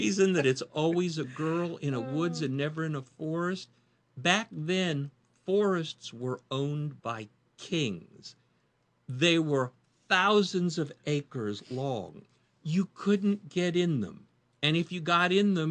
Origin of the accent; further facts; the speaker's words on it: Indiana, United States; moved away as an adult; now in North Carolina, United States; I'm from Indiana, grew up in Indiana, spent my first 20 years in Indiana